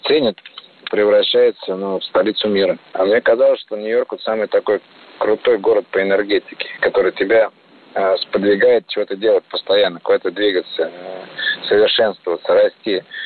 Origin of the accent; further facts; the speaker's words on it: Moscow, Russia; Горжусь тем, что я родился в Москве